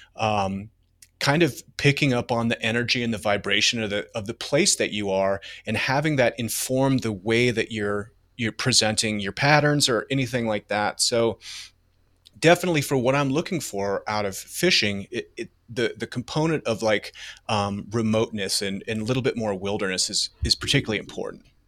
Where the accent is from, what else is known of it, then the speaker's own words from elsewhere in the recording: Denver, Colorado, United States; I'm from Denver. I was born here.